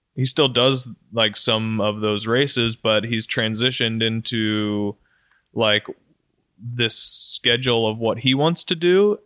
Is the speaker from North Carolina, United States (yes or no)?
no; Roanoke, Virginia, United States; Roanoke, right in my hometown